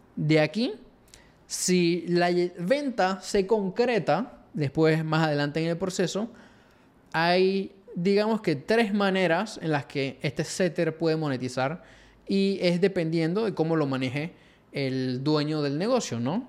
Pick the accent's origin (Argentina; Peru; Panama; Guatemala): Panama; acá en Latinoamérica o Panamá, de donde soy yo